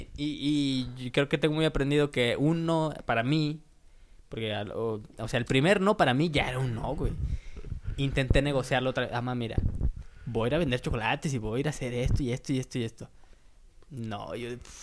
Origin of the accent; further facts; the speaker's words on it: San Luis Potosí, Mexico; fuimos a San Luis, güey, eh, a la capital, y pues ahí hay más tiendas que, de donde yo soy